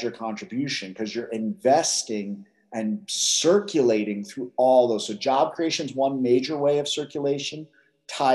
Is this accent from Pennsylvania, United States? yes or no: yes; Philadelphia, Pennsylvania, United States; I grew up in West Philadelphia